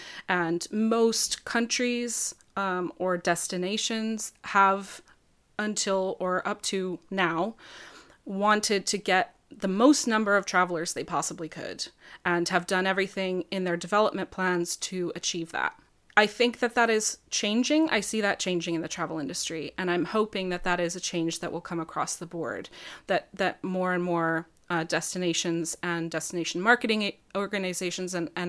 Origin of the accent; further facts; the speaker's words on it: New Mexico, United States; And I mean, I'm from New Mexico originally. It's a place I've spent a lot of time